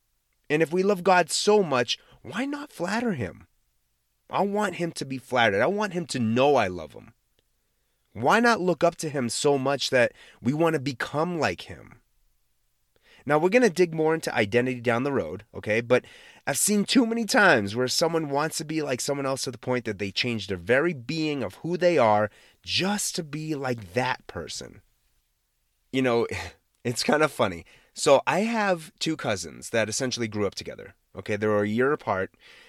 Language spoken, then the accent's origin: English; Massachusetts, United States; accent: Boston; like I'm sure I have a Boston accent, but I am from the Boston area and I used to have a Boston accent.